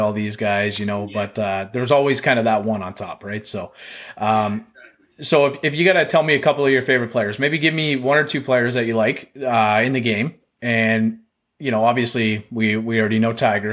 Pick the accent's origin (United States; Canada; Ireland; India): Canada; I'm so Canadian